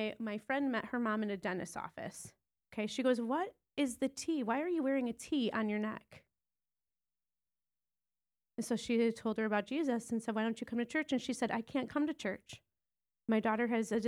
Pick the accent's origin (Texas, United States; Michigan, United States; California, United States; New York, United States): Michigan, United States; Detroit; moved away as an adult; also born or lived in Wisconsin; we're originally from the Detroit, Michigan area